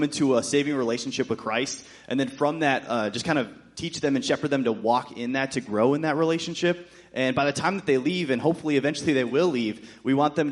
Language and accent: English; Shoreview, Minnesota, United States; also born or lived in Texas; We're from Minnesota, down south in Shoreview, just a little bit from here.